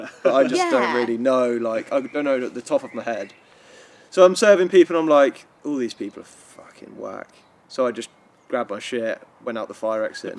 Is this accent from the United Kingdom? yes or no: yes; England, United Kingdom; because I'm English